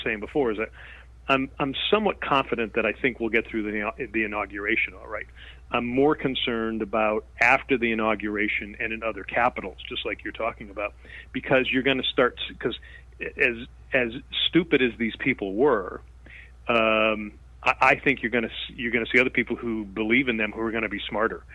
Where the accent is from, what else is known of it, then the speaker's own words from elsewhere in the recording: Connecticut, United States; moved away as an adult; also born or lived in Nevada; I was born and raised in Connecticut